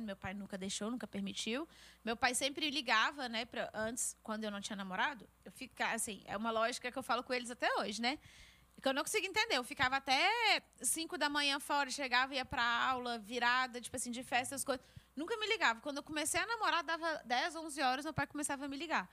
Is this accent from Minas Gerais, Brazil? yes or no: yes; Belo Horizonte, Minas Gerais, Brazil; moved away as an adult; Eu nasci e criada em Belo Horizonte